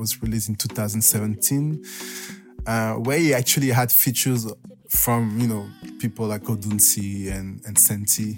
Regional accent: France; moved away; It was my hometown. It was back in my hometown in France.

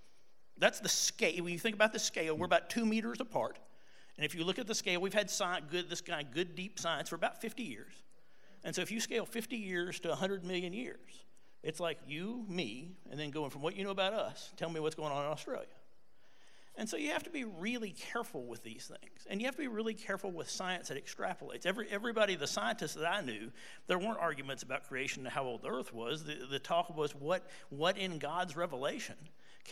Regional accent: Tullahoma, Tennessee, United States; I grew up in Tullahoma, Tennessee.

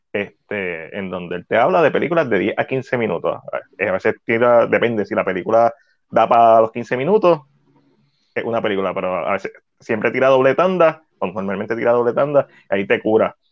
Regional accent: Puerto Rico; accent: Boricua; es bien en boricua

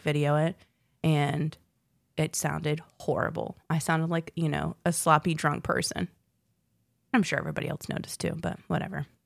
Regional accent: South Boston, Virginia, United States; also born or lived in South Florida / North Carolina; we moved there when I was in fourth grade

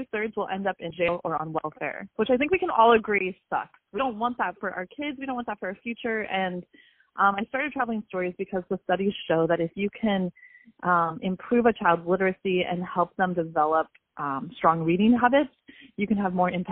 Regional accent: San Diego, California, United States; also born or lived in Honduras; I grew up in San Diego

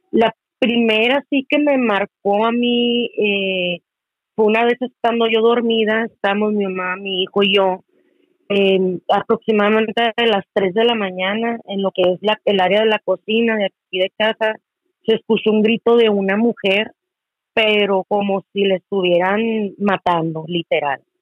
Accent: Hermosillo, Sonora, Mexico; estoy eh, de acá en Hermosillo, Sonora.

